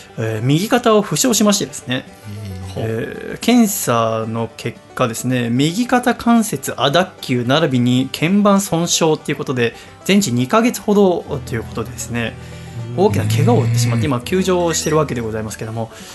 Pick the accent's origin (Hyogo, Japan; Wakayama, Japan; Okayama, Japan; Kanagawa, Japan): Kanagawa, Japan; Yokohama; moved away as an adult; now in Tokyo, Japan; 横浜の私の実家